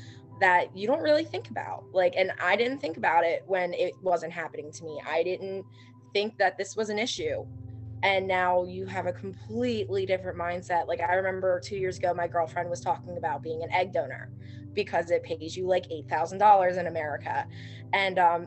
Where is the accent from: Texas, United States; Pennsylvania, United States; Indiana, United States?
Pennsylvania, United States; Philadelphia; I'm from Philadelphia